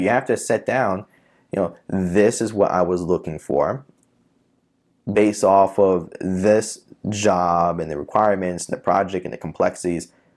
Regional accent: New York City, New York, United States; moved away as an adult; also born or lived in Long Island, New York / Florida; I'm born and raised in Queens

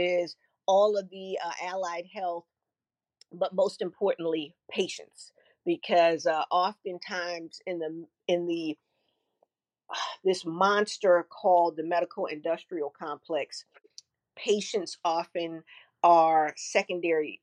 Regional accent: New York City, New York, United States; I'm from Flatbush, Brooklyn

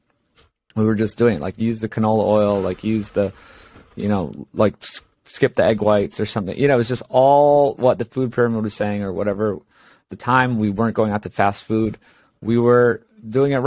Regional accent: Hawaii, United States; born or raised there; moved away as an adult; also born or lived in Los Angeles

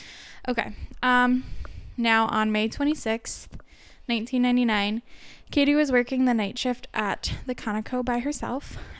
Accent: Minnesota, United States; because we're from Minnesota

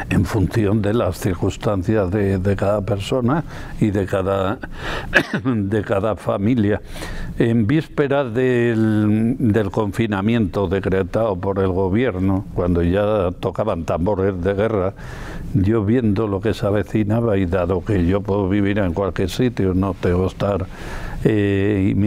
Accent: Castile and León, Spain; born there; en el Porma, que es el río donde está el embalse donde yo nací, al nacimiento en el puerto Vegarada, ya en la frontera con Asturias.

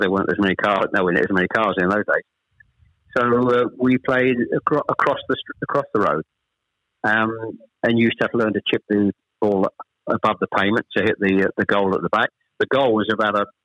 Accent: Chelmsford, East of England, United Kingdom; also born or lived in Ashton-under-Lyne, Greater Manchester; We actually moved south from Manchester. I was born in Ashton-under-Lyne. We actually moved south to Chelmsford when I was probably, I was the eldest of three

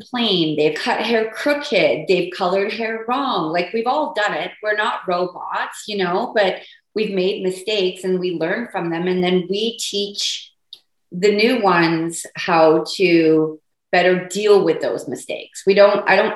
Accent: United Kingdom; also born or lived in England; now in Port Moody, Canada; I'm British

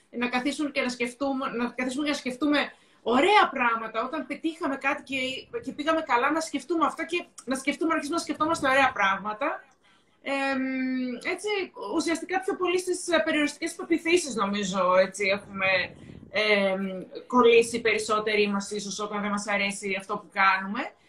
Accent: Thessaloniki, Central Macedonia, Greece; είμαστε και οι δύο Θεσσαλονικές, είμαστε από τη Θεσσαλονίκη.

